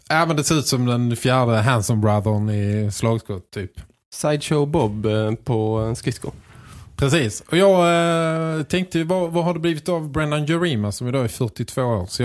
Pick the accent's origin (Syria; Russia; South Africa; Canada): Canada; Sault Ste. Marie, Ontario; Efter att jag lämnade Rögle spelade jag några år till. Sen la jag av och flyttade till min hemstad Salt STE Salt Marie.